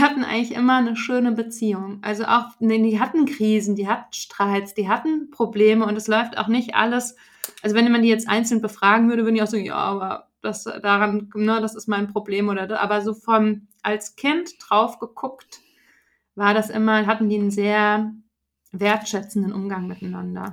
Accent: Frankfurt, Hesse, Germany; moved away; ich komme ja aus Frankfurt

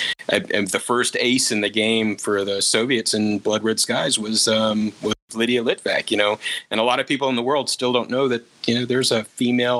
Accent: United States; me as an American

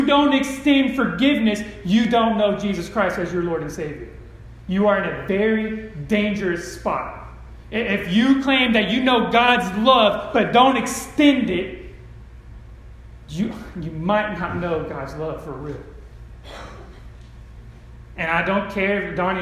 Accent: California, United States; I grew up in California

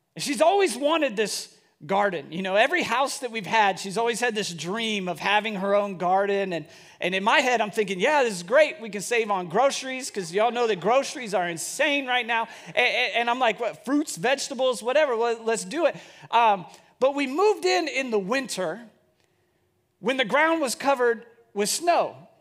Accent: Bellevue, United States; growing up in Bellevue, it was a place that I just always wanted to live.

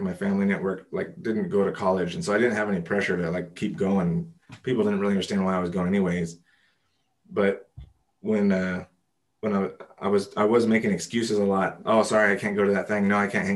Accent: Los Angeles, California, United States; I grew up here in Los Angeles

